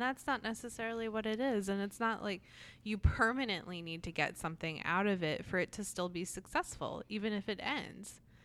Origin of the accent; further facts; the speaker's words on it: New Jersey, United States; now in South Carolina, United States; I grew up in New Jersey and then have lived here roughly, roughly half my life in each place